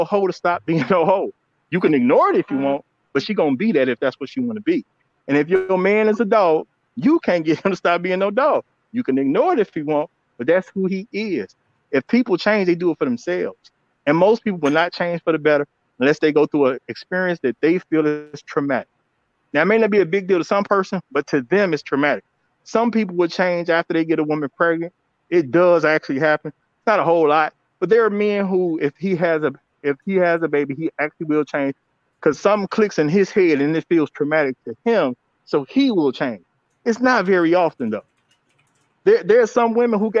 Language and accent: English; Chicago, Illinois, United States; I'm from Chicago